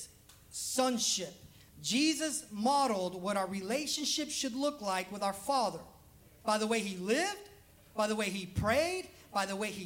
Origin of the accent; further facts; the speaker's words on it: Los Angeles, California, United States; now in Alabama, United States; I'm also from Los Angeles